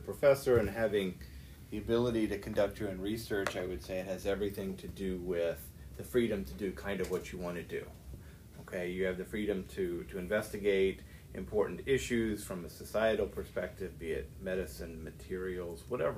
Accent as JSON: {"language": "English", "region": "downstate Illinois", "country": "United States", "tie": "born or raised there", "also_born_or_lived": "West Lafayette, Indiana / La Jolla, California", "moved": "as an adult", "lives_now": "Alabama, United States", "said": "I am from Illinois, downstate Illinois. I grew up on a farm"}